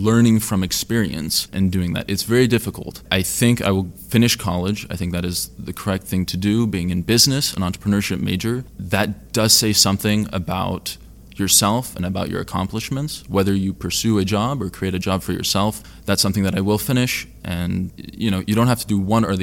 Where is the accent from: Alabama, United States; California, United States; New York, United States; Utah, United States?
California, United States; I am from California